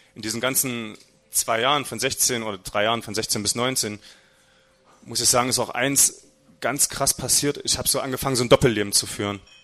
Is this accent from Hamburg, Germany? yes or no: no; Halberstadt, Saxony-Anhalt, Germany; aufgewachsen bin ich in Halberstadt. Ähm, das ist ungefähr 40 Kilometer von hier, gehört also auch mit zu Sachsen-Anhalt.